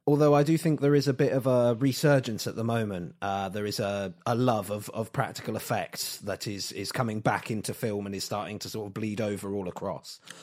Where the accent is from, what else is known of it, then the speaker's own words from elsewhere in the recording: England, United Kingdom; we're English